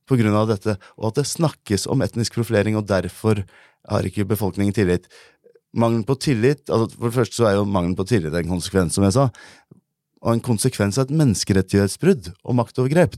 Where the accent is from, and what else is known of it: Norway; born or raised there